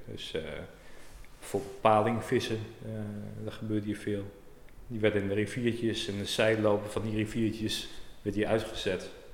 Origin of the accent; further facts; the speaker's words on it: Urk, Flevoland, Netherlands; ik ben uh, nou, opgegroeid op Urk